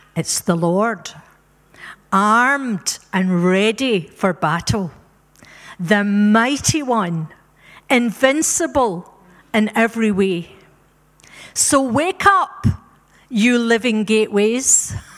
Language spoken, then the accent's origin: English; Scotland, United Kingdom; moved away; also born or lived in Africa; We're Scottish by birth, but we're African by rebirth